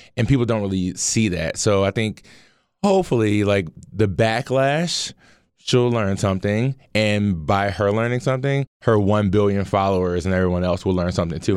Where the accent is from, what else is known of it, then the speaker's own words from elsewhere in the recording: Baltimore, Maryland, United States; as a black man growing up in Baltimore